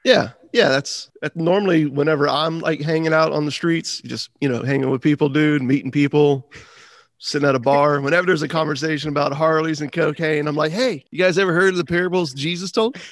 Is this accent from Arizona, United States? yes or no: no; Florida, United States; growing up in Florida